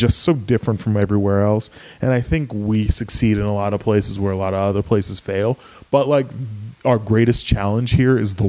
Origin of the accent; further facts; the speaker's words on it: San Diego, California, United States; I am in San Diego and I'm from San Diego